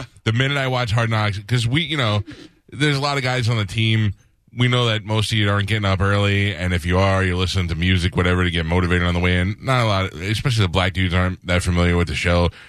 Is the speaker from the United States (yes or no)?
yes; New York, United States; now in Tampa, United States; I grew up in New York